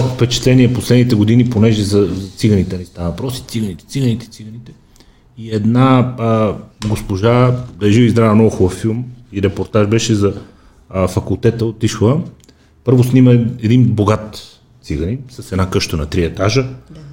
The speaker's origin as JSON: {"language": "Bulgarian", "country": "Bulgaria", "said": "викам от България"}